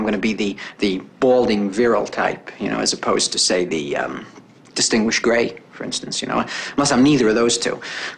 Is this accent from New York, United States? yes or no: yes; Brooklyn, New York, United States; I was brought up in Brooklyn during World War